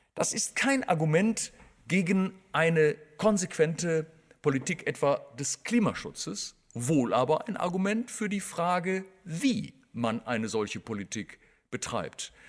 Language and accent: German; Germany; also born or lived in Bonn; als Deutscher